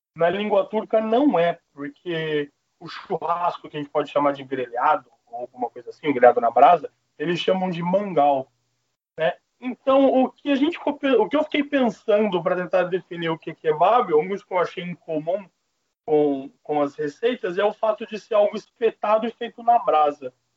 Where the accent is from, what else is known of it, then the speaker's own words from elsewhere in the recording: Mato Grosso do Sul, Brazil; moved away; no Mato Grosso do Sul, que é onde eu fui criado